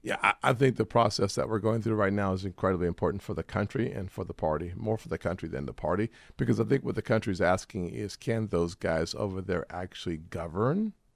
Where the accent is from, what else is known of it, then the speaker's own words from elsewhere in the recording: South Carolina, United States; I'm from South Carolina